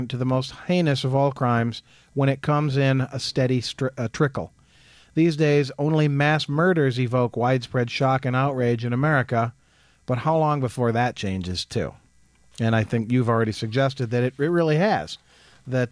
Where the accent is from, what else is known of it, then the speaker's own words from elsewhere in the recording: Jackson, United States; growing up in Jackson